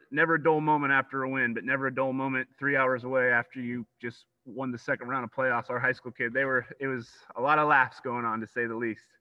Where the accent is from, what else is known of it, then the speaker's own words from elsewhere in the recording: Grass Valley, California, United States; born and raised in Grass Valley